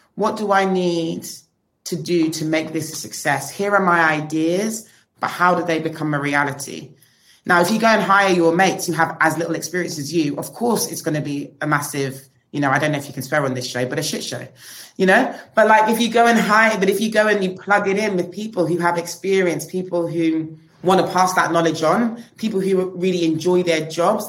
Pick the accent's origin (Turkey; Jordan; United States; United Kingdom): United Kingdom; London; We're British, we're like born in London, but we are, we aren't from London, you know, we're, we're British Nigerian